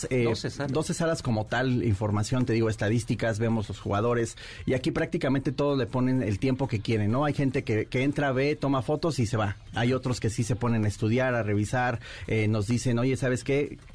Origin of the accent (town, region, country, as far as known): Mexico